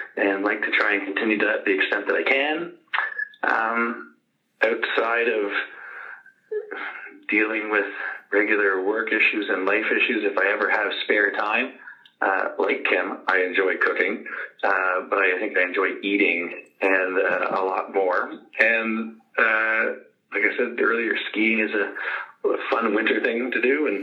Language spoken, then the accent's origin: English; Quebec City, Quebec, Canada; I've grown up, spent most of my life in Quebec City, which is my hometown